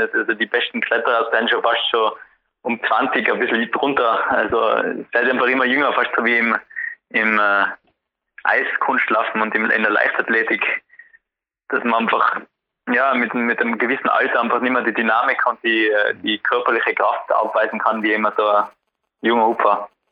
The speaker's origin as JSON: {"language": "German", "region": "Tyrol", "country": "Austria", "said": "bei uns in Tirol"}